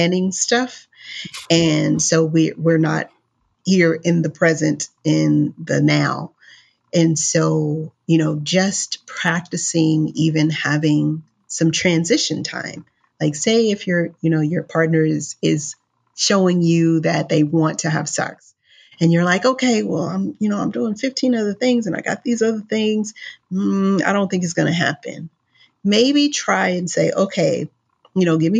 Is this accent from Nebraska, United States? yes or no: no; Los Angeles, California, United States; I'm from Los Angeles. I live in Los Angeles